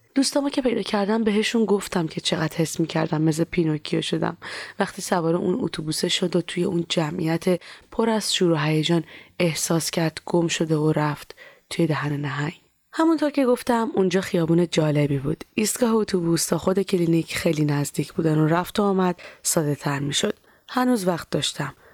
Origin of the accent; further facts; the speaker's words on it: Iran; moved away; also born or lived in Turkey; از ایران که در اومدم